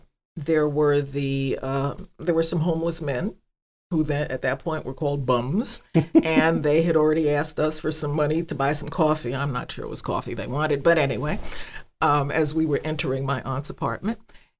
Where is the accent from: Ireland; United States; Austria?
United States; New Jersey; I'm from Jersey